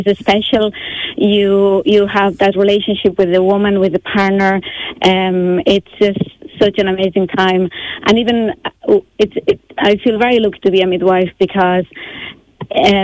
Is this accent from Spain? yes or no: yes; Barcelona, Catalonia, Spain; moved away as an adult; also born or lived in Dublin, Ireland; now in Wexford, Ireland; As my accent kind of shows, I'm not Irish. I'm from Catalonia. I'm from Barcelona. But I've been in Ireland a long time. I've been in Ireland 20 years.